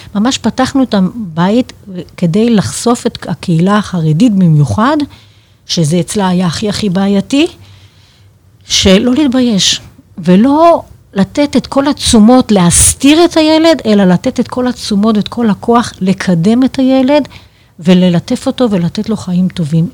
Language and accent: Hebrew; Haifa, Haifa District, Israel; moved away; אנחנו חיפאים מהבית